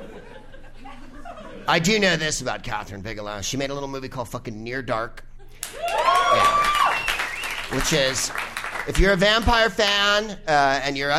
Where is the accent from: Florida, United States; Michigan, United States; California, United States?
California, United States; San Carlos; San Carlos is where I'm from